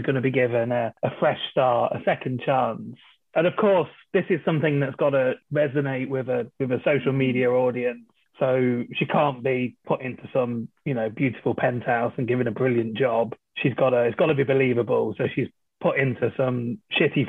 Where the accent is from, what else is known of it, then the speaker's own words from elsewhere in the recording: England, United Kingdom; I am English